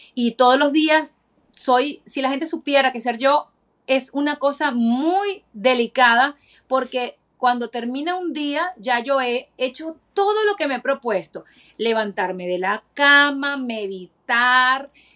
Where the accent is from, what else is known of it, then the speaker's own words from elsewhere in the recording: Venezuela; now in Florida, United States; como venezolana